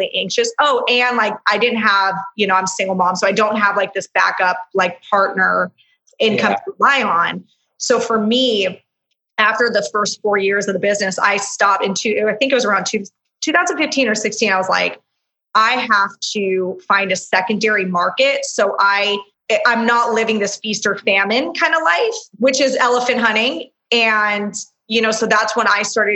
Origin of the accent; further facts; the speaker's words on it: Orange County, California, United States; I'm from Orange County